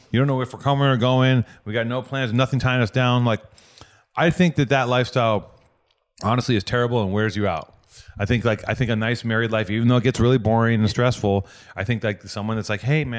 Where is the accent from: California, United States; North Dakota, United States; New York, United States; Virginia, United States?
California, United States; Los Angeles; also born or lived in Hollywood; Technically, I was born in Hollywood, but I grew up in Venice.